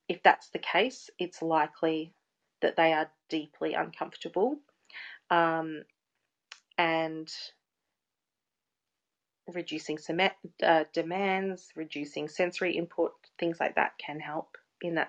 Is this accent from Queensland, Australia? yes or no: no; Geelong, Victoria, Australia; I was born in Geelong